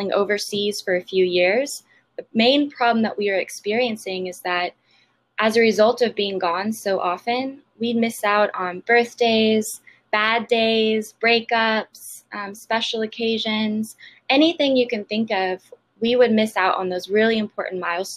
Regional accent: Austin, Texas, United States; also born or lived in San Diego; I grew up in Austin

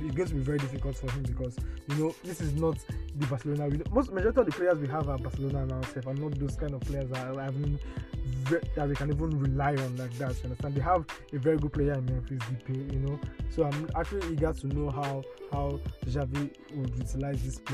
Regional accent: Nigeria; as a Nigerian

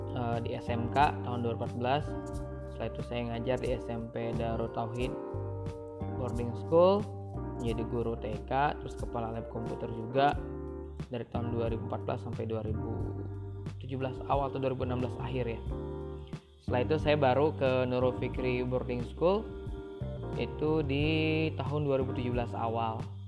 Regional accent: Pandeglang, Banten, Indonesia; saya lahir di Pandeglang, lima Juni sembilan dua.

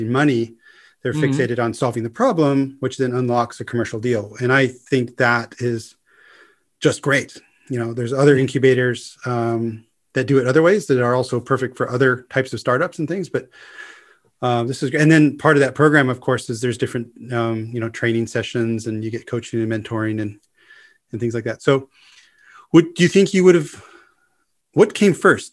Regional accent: Los Angeles, California, United States; moved away; I'm coming originally from Los Angeles

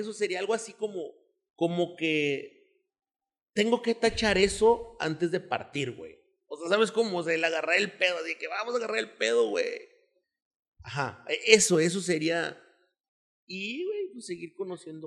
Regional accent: Monterrey, Nuevo León, Mexico; orgullosamente de aquí, güey. O sea, soy orgullosamente regiomontano

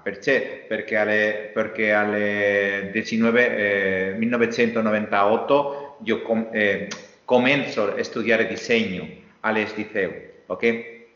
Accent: Meliana, Valencian Community, Spain; Italian is a second language; io sono cresciuto a Meliana, qui, a un chilometro del mare Mediterraneo

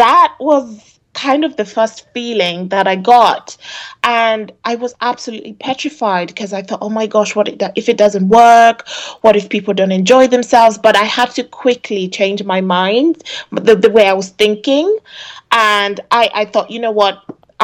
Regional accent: Kenya; now in Oxford, United Kingdom; I'm originally from Kenya

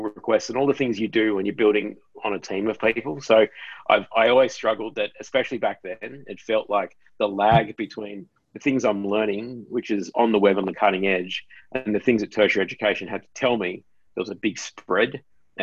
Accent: Sydney, New South Wales, Australia; I'm from New South Wales. I grew up in Casula in southwest Sydney, not far from where you guys are right now

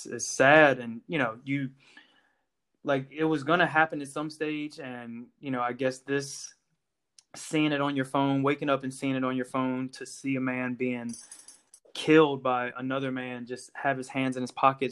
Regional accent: Virginia, United States; moved away as an adult; also born or lived in North Carolina; now in Ireland; I grew up in Virginia

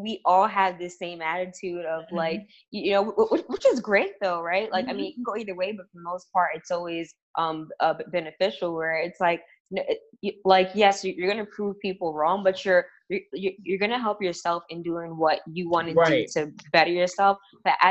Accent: New York City, New York, United States; I'm from Harlem

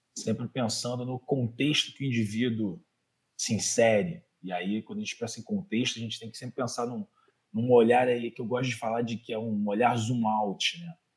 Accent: Rio de Janeiro, Brazil; accent: Carioca; eu sou do Rio de Janeiro, não sei se dá para perceber pelo sotaque. Carioca da Gema, criada no Meier

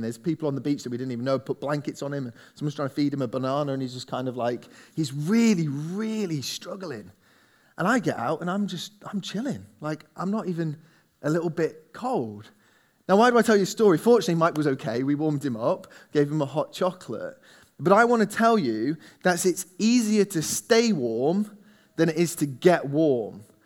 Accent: England, United Kingdom; we're English

